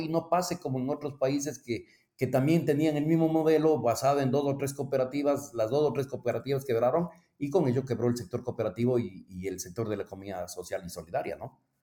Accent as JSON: {"language": "Spanish", "country": "Ecuador", "tie": "born or raised there", "moved": "as an adult", "lives_now": "Mexico", "said": "soy originario de Ecuador"}